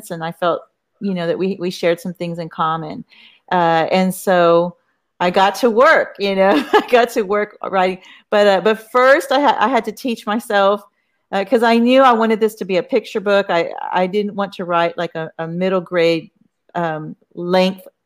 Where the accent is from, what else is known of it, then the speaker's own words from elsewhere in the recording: Corpus Christi, Texas, United States; moved away as an adult; Uh, I grew up here, but I, I, left to go to college and I, I, was away for like 30 years. So and I just moved back, uh, you know, three years ago.